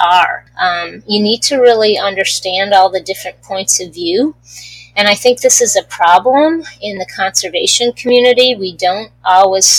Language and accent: English; East Coast, United States; I grew up on the East Coast